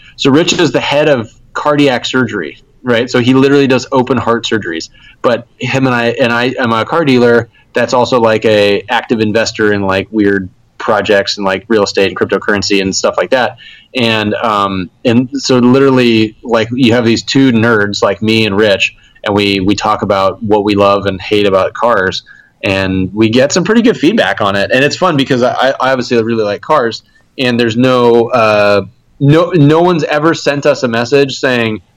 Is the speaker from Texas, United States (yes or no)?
no; Huntington Beach, California, United States; now in Fresno, United States; We are actually both from Huntington Beach